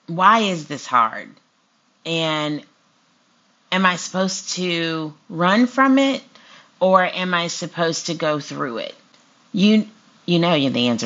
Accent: Houston, Texas, United States; moved away as an adult; also born or lived in Austin, Texas; now in Alabama, United States; I'm from Texas. I love everything Texas. I was born in Houston, so I love Texas

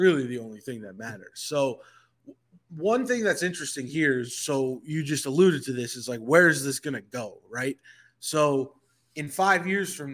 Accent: New York, United States; now in Atlanta, United States; I reside in Atlanta now, I grew up in New York

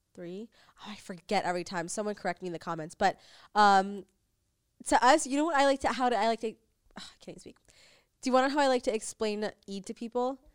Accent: United States; now in Los Angeles, United States; we grew up in America

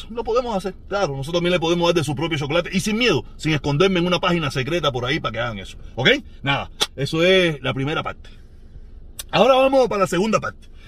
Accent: Havana, Cuba; born there; Yo nací en El Vedado, yo nací en La Habana. O sea, yo soy un hombre de la ciudad.

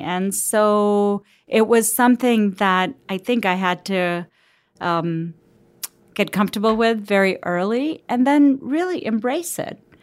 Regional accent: Cincinnati, Ohio, United States; also born or lived in Lahore, Pakistan; I grew up in Cincinnati

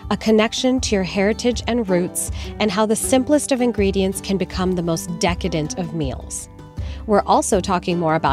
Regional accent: India; also born or lived in Canada / Singapore / New Jersey, United States; after I was born, I grew up in India and Singapore and oddly New Jersey and then went to college at like Indiana University and then Chicago. So I kind of been all over, but Canadian at heart.

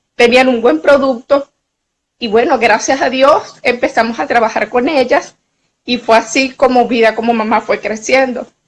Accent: Venezuela; also born or lived in Mexico City; soy una periodista venezolana

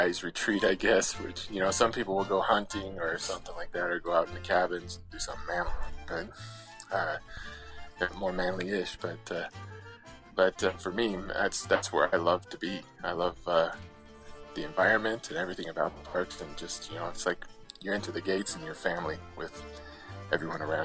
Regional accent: Salt Lake City, Utah, United States; I'm from Salt Lake City, Utah

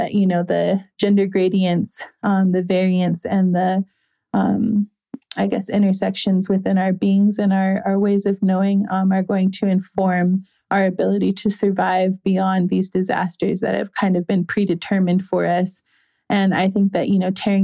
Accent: Minneapolis, Minnesota, United States; I grew up in Minneapolis

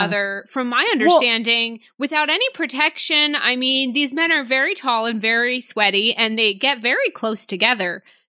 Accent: Boston, Massachusetts, United States; I'm from Boston

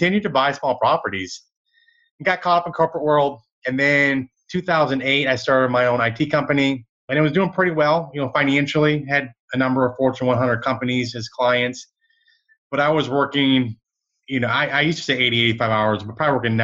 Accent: Michigan, United States; now in Dallas, United States; I grew up in Michigan

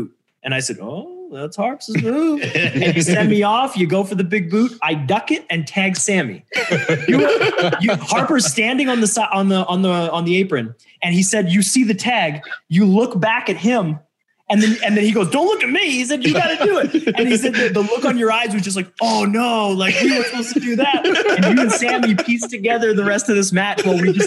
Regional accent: Canada; I'm from Canada.

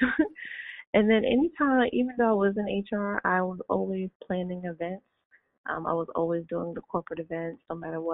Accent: New York, United States; I'm a New Yorker

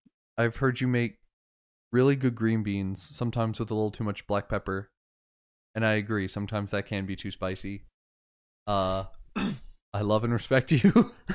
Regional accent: Florida, United States; moved away; I could drive to my hometown in Florida.

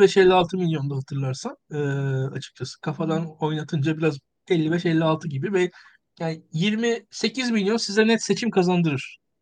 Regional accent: Turkey; biz Türkler olarak

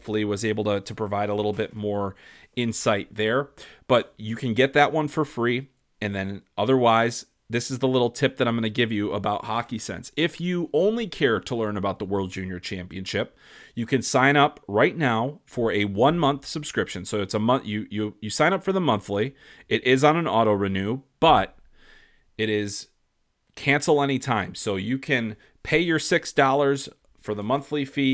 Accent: United States; I'm American

